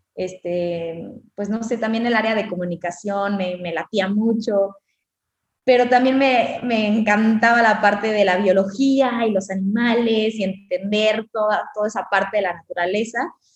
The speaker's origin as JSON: {"language": "Spanish", "town": "Cancún", "region": "Quintana Roo", "country": "Mexico", "tie": "born or raised there", "said": "yo nací en Cancún"}